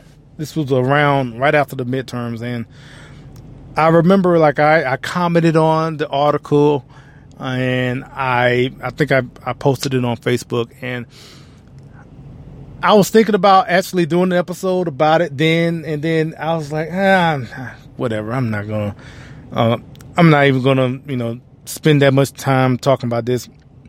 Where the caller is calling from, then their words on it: Louisville, Kentucky, United States; we're broadcasting from Louisville, Kentucky today.